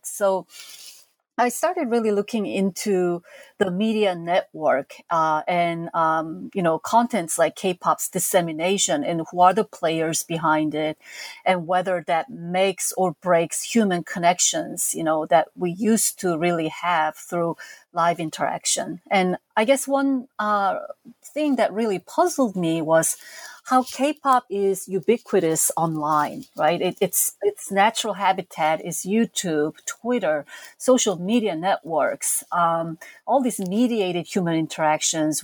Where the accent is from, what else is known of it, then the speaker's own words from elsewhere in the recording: South Korea; moved away as an adult; now in United States; as a teenager growing up in South Korea um, in the 70s and 80s